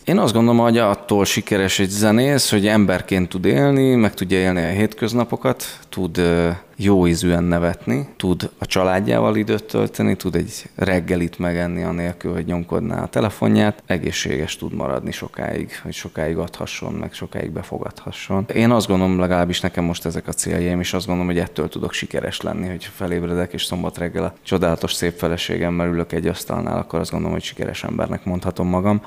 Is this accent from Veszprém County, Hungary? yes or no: yes; Herend, Veszprém County, Hungary; also born or lived in Budapest; now in Budapest agglomeration, Hungary; egy nagyon kis településről, de világhírű településről származom, Herendről, minden családtagom porcelánfestőként, illetve a porcelán manufaktúra környékén tevékenykedő polgárként élte a hétköznapjait, amikor én gyerek voltam